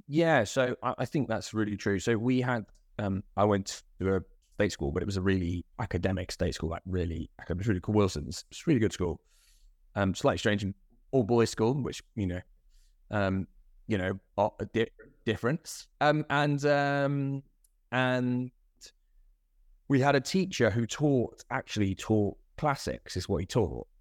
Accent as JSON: {"language": "English", "town": "Croydon", "region": "London", "country": "United Kingdom", "tie": "born or raised there", "also_born_or_lived": "Ilford", "said": "I think I'm a Croydonian really"}